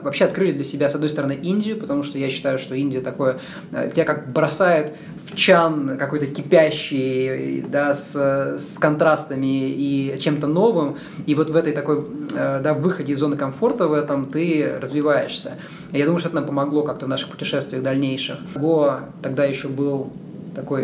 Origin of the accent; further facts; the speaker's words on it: Yekaterinburg, Sverdlovsk Oblast, Russia; moved away as an adult; also born or lived in New York / Santa Cruz, California; я сам родился в Екатеринбурге